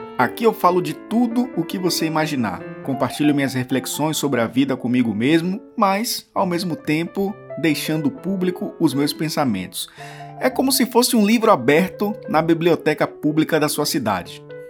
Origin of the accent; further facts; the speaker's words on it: Bahia, Brazil; sou baiano